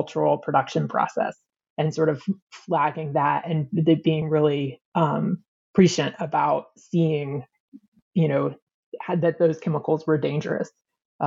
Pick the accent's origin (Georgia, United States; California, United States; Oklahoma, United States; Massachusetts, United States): Georgia, United States; outside of Atlanta, North; moved away as an adult; also born or lived in Chicago; I grew up United Methodist in North Georgia, outside of Atlanta